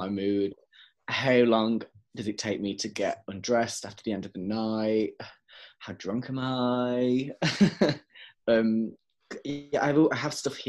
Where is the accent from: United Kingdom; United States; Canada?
United Kingdom; Wolverhampton, West Midlands; now in Leeds, United Kingdom; my hometown in Wolverhampton